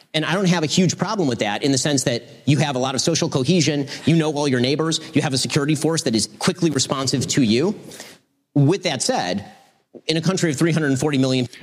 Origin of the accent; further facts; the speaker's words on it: United States; as an American and as a Second Amendment advocate